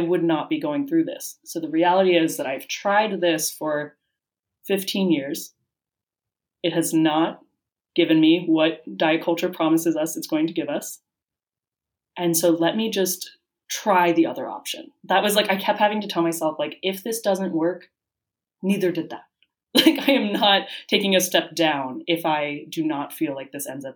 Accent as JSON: {"language": "English", "country": "United States", "tie": "born or raised there", "moved": "as an adult", "lives_now": "Madrid, Spain", "said": "growing up in the United States"}